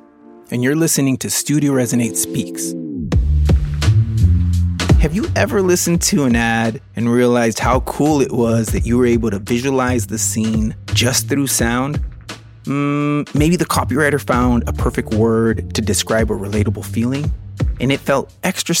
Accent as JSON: {"language": "English", "region": "West Coast", "country": "United States", "tie": "born or raised there", "said": "I am Mexican-American. I was born here on the West Coast"}